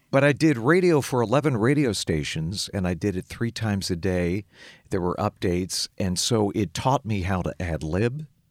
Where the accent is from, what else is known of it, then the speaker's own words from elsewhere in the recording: Lancaster, Pennsylvania, United States; moved away as an adult; also born or lived in Minneapolis / Chicago; I grew up in the Amish country of Lancaster, P A, west of Philly